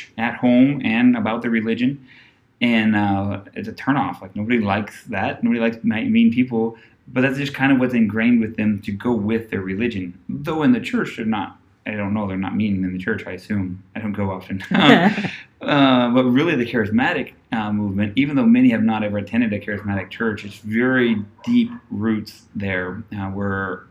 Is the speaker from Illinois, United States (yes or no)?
no; Ohio, United States; moved away as an adult; now in Cojutepeque, El Salvador; growing up in Ohio, my pastor allowed myself and my twin brother to work at the church voluntarily